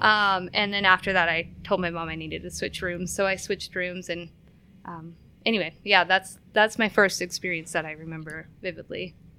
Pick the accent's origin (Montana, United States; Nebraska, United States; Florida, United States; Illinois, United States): Montana, United States; Billings; moved away as an adult; also born or lived in California; now in Spokane, United States; I was in the first grade, and we moved into a house, um, in Billings, Montana.